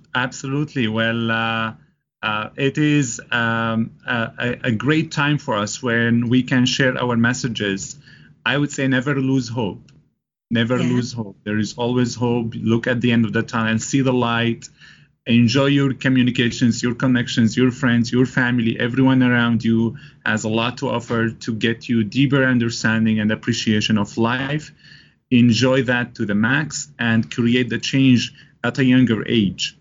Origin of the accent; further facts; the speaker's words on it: Damascus, Damascus Governorate, Syria; moved away as an adult; now in Canada; I'm originally from Damascus, uh, Syria.